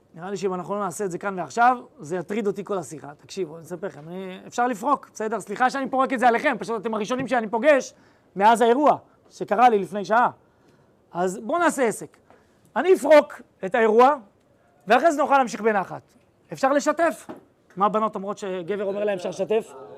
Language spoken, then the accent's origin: Hebrew; Ra'anana, Central District, Israel; נולדתי ברעננה